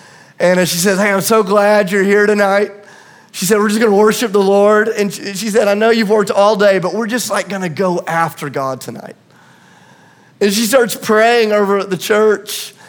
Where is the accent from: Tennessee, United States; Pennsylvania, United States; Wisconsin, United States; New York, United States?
Tennessee, United States; But because I'm from Tennessee and a liar